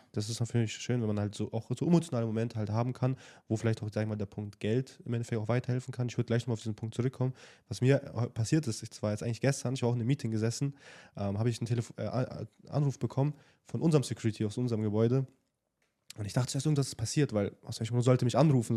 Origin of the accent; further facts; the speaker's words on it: Nuremberg, Bavaria, Germany; moved away as an adult; now in Dubai, United Arab Emirates; wir kommen ja ursprünglich aus Nürnberg und ähm, natürlich auch in der Jugendzeit viel mit ähm, Party, sag ich mal, verbracht